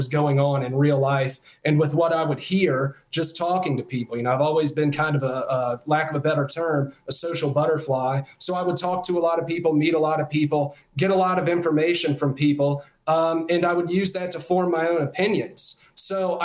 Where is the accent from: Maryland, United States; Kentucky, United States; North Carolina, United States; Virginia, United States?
Virginia, United States; Culpeper; my entire life, I really grew up in the shadow of this massive part of American history, and really with a defined and distinct American and Southern culture in this area.